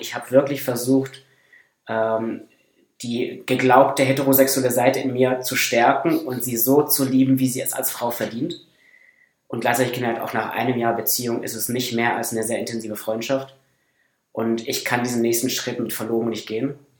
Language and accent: German; Northern Black Forest, Baden-Württemberg, Germany; moved away; komme aus dem Nordschwarzwald